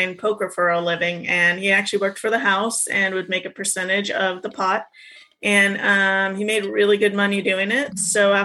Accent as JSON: {"language": "English", "region": "California", "country": "United States", "tie": "born or raised there", "moved": "yes", "said": "I grew up in California"}